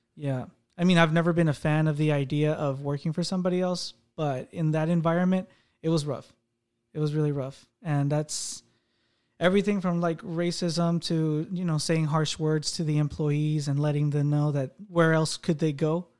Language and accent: English; United States; also born or lived in Mexico; I did get raised in the U S